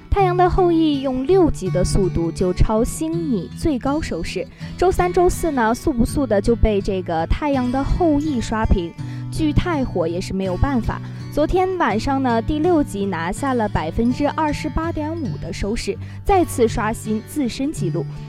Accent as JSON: {"language": "Chinese", "region": "Northeast China", "country": "China", "said": "作为一个东北人"}